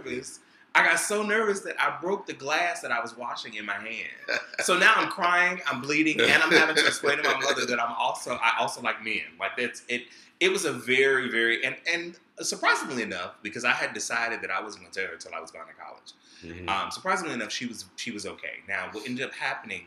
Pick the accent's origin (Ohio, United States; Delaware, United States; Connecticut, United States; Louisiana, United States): Louisiana, United States; Baton Rouge; I grew up in Baton Rouge